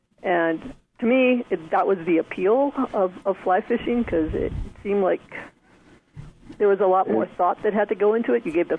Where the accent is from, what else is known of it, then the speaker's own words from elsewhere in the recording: Pennsylvania, United States; moved away; And this is …. I grew up in Pennsylvania and then eventually moved to California probably 30 years ago or so.